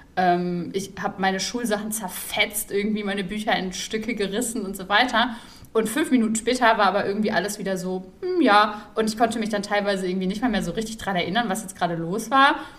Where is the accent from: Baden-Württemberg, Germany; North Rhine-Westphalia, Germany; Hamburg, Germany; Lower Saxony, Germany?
North Rhine-Westphalia, Germany; Ruhr area; ich bin ja im Ruhrpott groß geworden